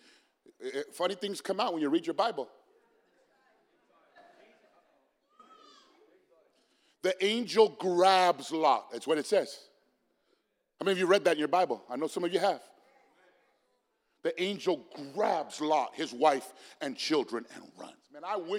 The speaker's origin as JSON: {"language": "English", "town": "Phoenix", "region": "Arizona", "country": "United States", "tie": "born or raised there", "said": "I'm from South Phoenix"}